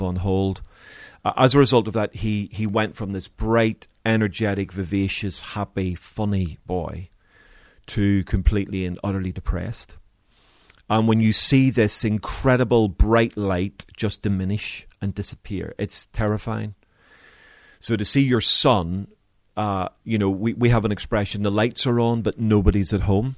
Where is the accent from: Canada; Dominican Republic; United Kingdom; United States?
United Kingdom; Belfast, Northern Ireland; growing up in Belfast